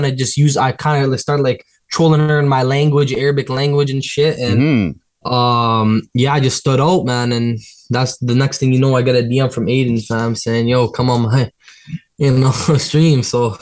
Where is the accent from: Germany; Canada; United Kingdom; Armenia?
Canada; Toronto, Ontario; I want to be someone in Toronto, bro. Like, I want Toronto behind my back. I'm from the city.